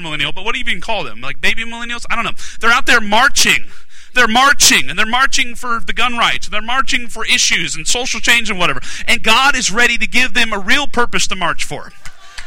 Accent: Alaska, United States; now in South Carolina, United States; I'm from Alaska originally

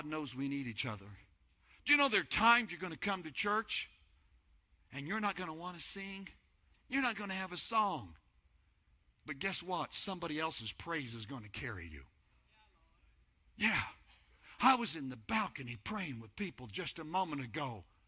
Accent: New Mexico, United States; moved away as an adult; now in Texas, United States; Before Denise and I came to Texas, we're from New Mexico. That's where we lived

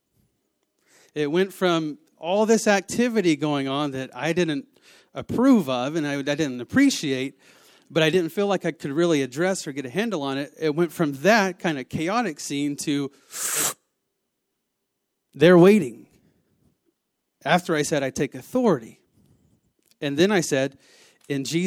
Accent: the South, United States; I am from the South

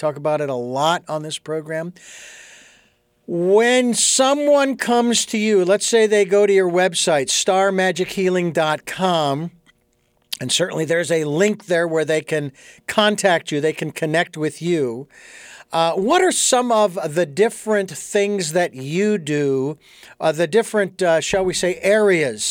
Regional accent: United States; I may have been born in America, in the United States

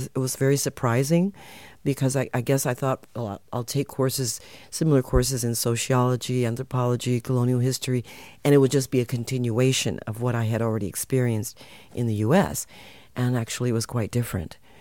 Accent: United States; moved away as an adult; also born or lived in California; now in Netherlands; I was born in the U.S., my parents and my ancestors come from Suriname

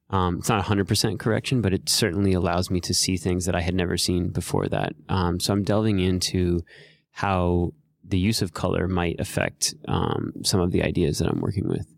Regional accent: Miami, Florida, United States; moved away as an adult; also born or lived in New York; I grew up in Miami, Florida

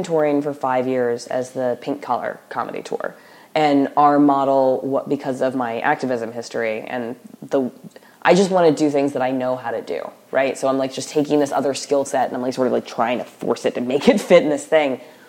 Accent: the Bible Belt, United States; So, like, I grew up in the Bible Belt or whatever, and the people I hated the most were enforcers of the social order.

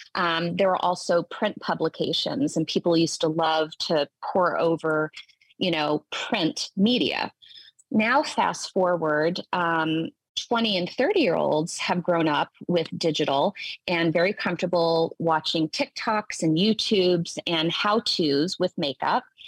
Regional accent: Tennessee, United States; I grew up in the South, I'm from Tennessee.

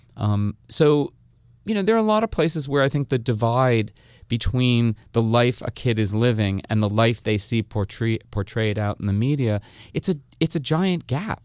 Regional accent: Hasbrouck Heights, New Jersey, United States; I'm from northern New Jersey too, from Hasbrook Heights.

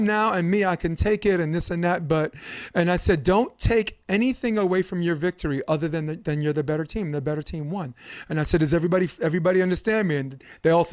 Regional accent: New York City, New York, United States; now in California, United States; I am from Brooklyn, New York

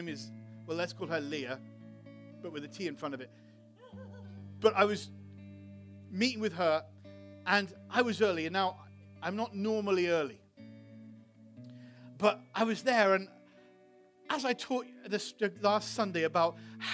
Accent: England, United Kingdom; now in United States; I'm from England too

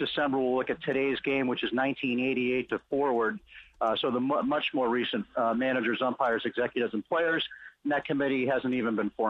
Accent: New England, United States; moved away as an adult; now in Cooperstown, United States; I grew up in New England

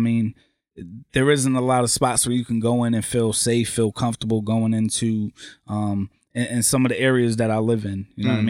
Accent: Waterbury, Connecticut, United States; also born or lived in Massachusetts; moved to Waterbury.

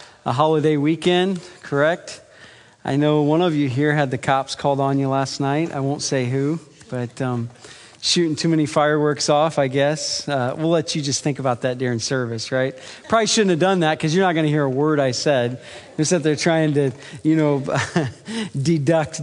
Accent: Iowa, United States; I'm from Iowa

